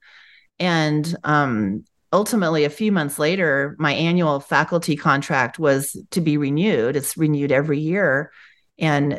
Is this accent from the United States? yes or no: yes; United States; I grew up in America. Proud American. I was born to parents who fled from communism. So I was born first generation here